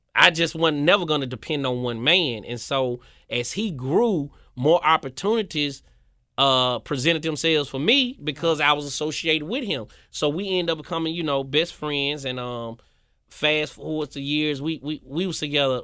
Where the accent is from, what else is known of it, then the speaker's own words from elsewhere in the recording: Memphis, Tennessee, United States; moved back to Memphis